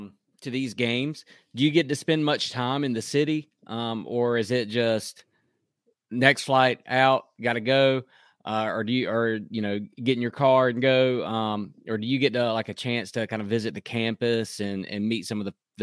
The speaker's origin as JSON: {"language": "English", "region": "North Carolina", "country": "United States", "tie": "born or raised there", "said": "I grew up in North Carolina"}